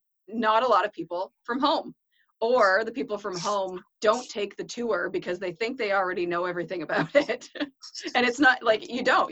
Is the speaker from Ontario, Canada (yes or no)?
yes; Ontario, Canada; now in New Brunswick, Canada; I grew up in Ontario and you don't see things like